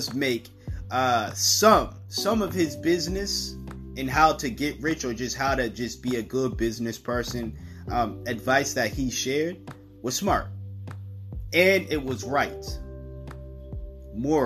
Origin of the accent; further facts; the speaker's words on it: United States; I record in America. I'm an American